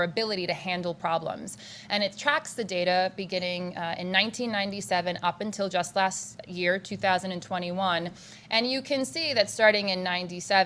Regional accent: Hartford, Connecticut, United States; also born or lived in Syracuse, New York / New York City; growing up in Hartford

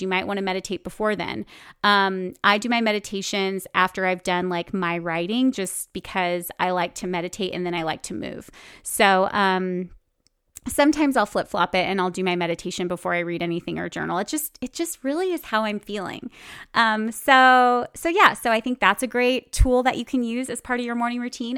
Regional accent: Bakersfield, California, United States; moved away as an adult; also born or lived in New York City; I grew up in Bakersfield, California, in the central part of California where you drive everywhere

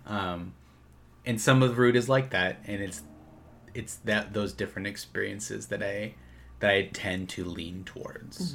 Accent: Minnesota, United States; moved away; we're from Minnesota originally

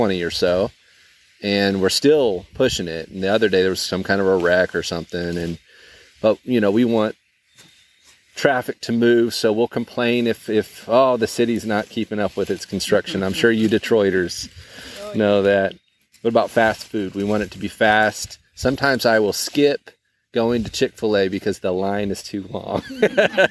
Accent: Fiji; now in United States; growing up in Fiji

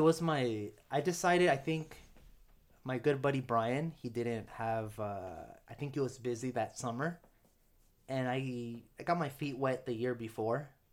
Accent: United States; first language English; I'm not completely prideful of being American

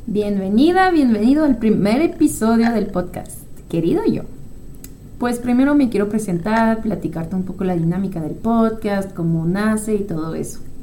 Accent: France; moved away as an adult; also born or lived in United States; now in Chihuahua, Mexico; Yo soy francesa, pero pues ya tengo 10 años viviendo aquí en México, en Chihuahua. Pero todo el resto de mi vida pues lo viví en Francia.

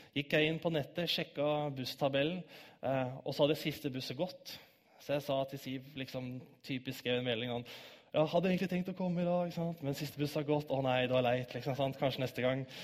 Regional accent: Bærum, Akershus, Norway; moved away as an adult; also born or lived in Oslo / Grimstad / Kristiansand; now in Stavanger, Norway; Jeg er født 12.01.1990 i Oslo. Oppvokst i Bærum

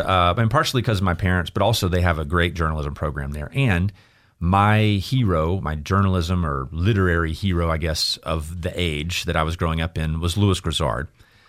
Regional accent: Ipswich, East of England, United Kingdom; that was where I got exposed to it growing up outside of Ipswich, which is a team that I still follow to this day.

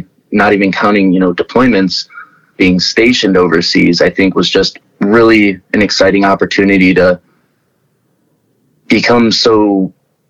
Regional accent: Cleveland, Ohio, United States; I grew up in the suburbs of Cleveland, Ohio

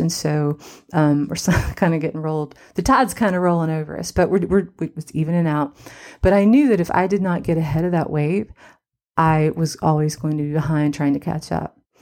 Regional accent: Cottage Hill, West Virginia, United States; now in Los Angeles, United States; I'm from Cottage Hill, West Virginia

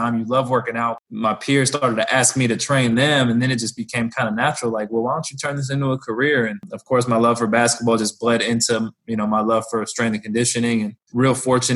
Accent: Bay Area, California, United States; moved away as an adult; also born or lived in Sacramento, California; now in Lawrence, Kansas, United States; I'm a California boy, born and raised in the Bay Area. Moved out to Lawrence, Kansas just about a year ago.

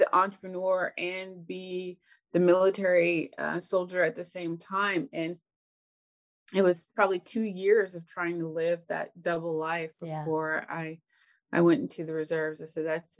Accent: Tennessee, United States; I grew up in Tennessee, and I actually lived with my grandparents and my mom first.

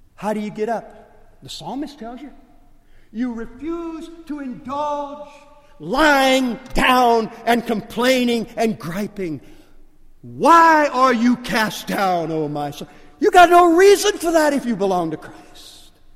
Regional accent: Lake Charles, Louisiana, United States; accent: Cajun; moved away; I'm Cajun. And when, when we go back to Lake Charles and I get around family members, you can tell I'm Cajun because I, I kind of slip into a Cajun dialect

